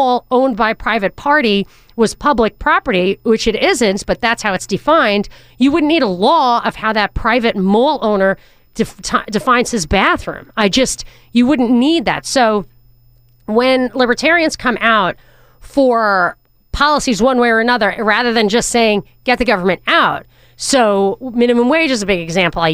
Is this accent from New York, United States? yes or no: yes; New York, United States; this New Yorker